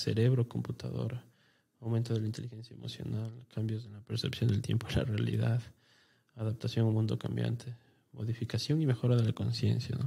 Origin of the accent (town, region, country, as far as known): Ecuador